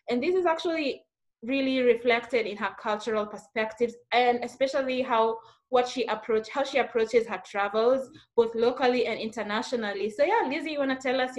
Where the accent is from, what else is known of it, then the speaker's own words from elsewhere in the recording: Long Island, New York, United States; I grew up in Long Island, New York.